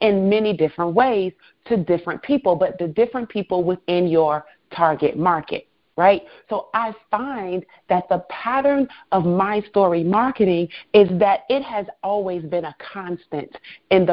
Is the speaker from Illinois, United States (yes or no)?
yes; Chicago, Illinois, United States; also born or lived in Florida; I'm originally from Chicago. I am an only child, born and raised.